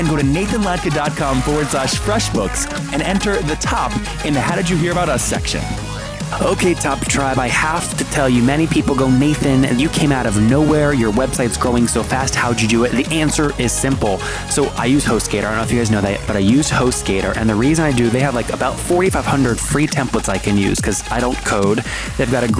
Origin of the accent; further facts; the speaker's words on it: Leesburg, Virginia, United States; I grew up there in Leesburg.